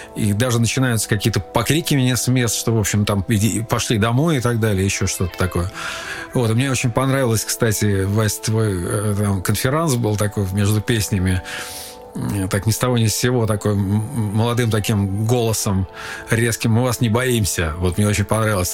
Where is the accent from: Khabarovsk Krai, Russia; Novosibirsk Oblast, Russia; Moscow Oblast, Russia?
Moscow Oblast, Russia; Khimki; also born or lived in Ivanovo; мы уже окончательно осели в небольшом подмосковном городе Химки. И э, там я уже начал э, посещать первые советские учреждения в виде детских садов